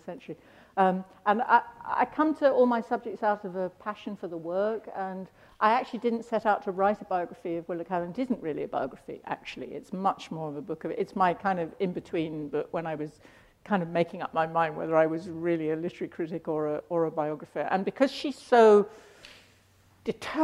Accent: London, United Kingdom; growing up in London, born in 48

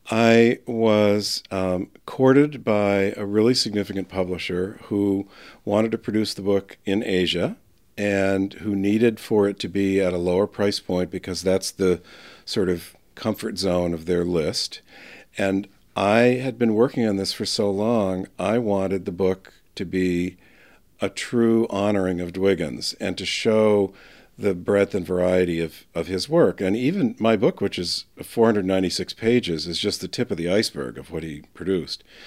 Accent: northern New Hampshire, United States; also born or lived in Boston, Massachusetts / Hingham, Massachusetts; I went home to tell my parents about it in northern New Hampshire

